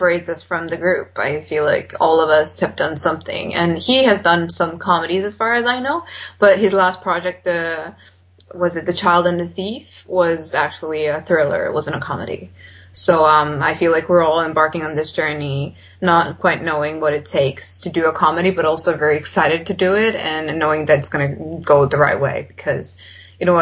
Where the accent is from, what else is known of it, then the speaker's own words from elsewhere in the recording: Serbia; I'm not from the UK, I'm from Serbia.